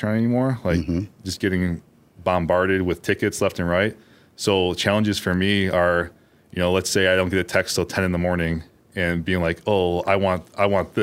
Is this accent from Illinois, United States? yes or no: yes; Elmhurst, Illinois, United States; from Elmhurst, Illinois.